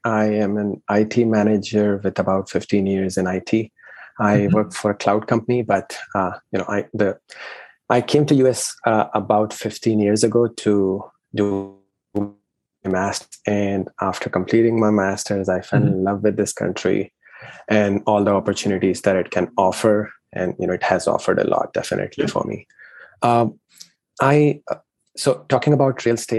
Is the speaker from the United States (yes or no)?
no; India; moved away as an adult; I am originally from India. I came about 15 years ago